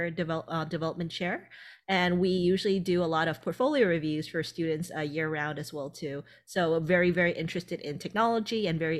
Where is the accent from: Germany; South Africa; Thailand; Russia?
Thailand; moved away; originally I'm from Thailand.